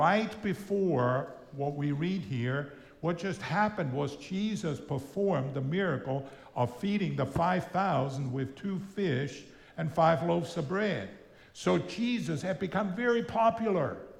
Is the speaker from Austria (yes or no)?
yes; Austria; first language German; English is a second language; also born or lived in El Paso, Texas, United States; now in Florida, United States; I grew up in Austria. I'm from Austria originally